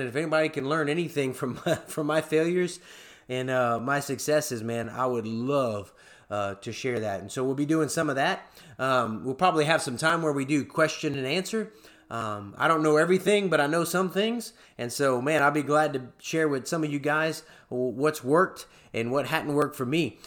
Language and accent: English; South Louisiana, United States; accent: Cajun; moved away as an adult; now in Oklahoma, United States; I am from Louisiana, South Louisiana. You'll be hearing that Cajun accent come out from time to time.